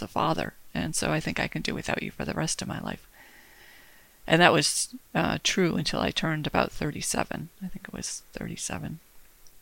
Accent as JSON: {"language": "English", "town": "Detroit", "region": "Michigan", "country": "United States", "tie": "born or raised there", "said": "I was born and raised in Michigan, in Metro Detroit"}